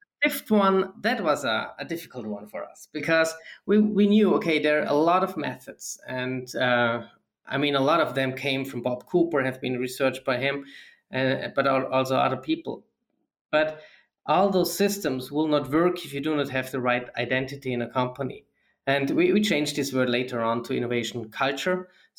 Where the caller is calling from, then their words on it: Dornbirn, Vorarlberg, Austria; I'm joining here from Austria, mm-hmm. in the very western part. It's near Lake of Constance in Dornbirn.